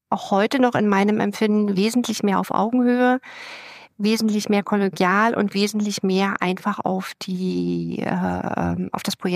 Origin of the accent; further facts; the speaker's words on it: Berlin, Germany; moved away as an adult; now in Brandenburg, Germany; Ich bin Berlin, äh, Berlinerin, tatsächlich geboren im Prenzlauer Berg, verwurzelt in Berlin, ähm, wohne zwar aktuell in Brandenburg, ähm, einzig und allein wegen der Kinder